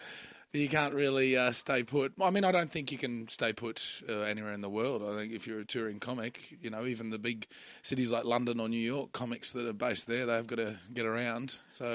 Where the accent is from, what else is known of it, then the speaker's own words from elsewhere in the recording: country Queensland, Australia; moved away as an adult; also born or lived in Brisbane; now in Melbourne, Australia; I grew up in country Queensland and then moved down to Melbourne 10 years ago or a week ago.